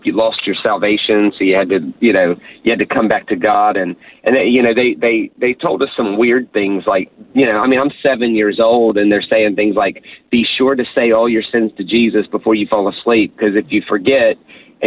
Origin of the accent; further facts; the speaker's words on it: Charleston, South Carolina, United States; I was born and raised in Charleston, South Carolina, on the east coast of America. So in that sense, I'm a southern boy